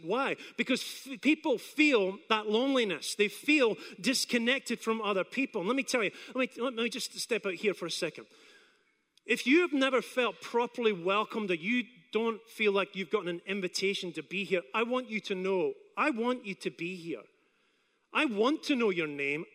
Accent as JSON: {"language": "English", "region": "Scotland", "country": "United Kingdom", "moved": "yes", "lives_now": "Apopka, United States", "said": "I come from Scotland"}